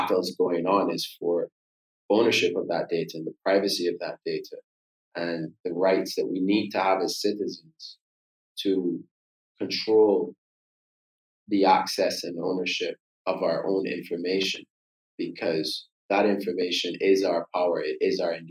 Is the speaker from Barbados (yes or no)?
yes; Barbados; being born and raised in Barbados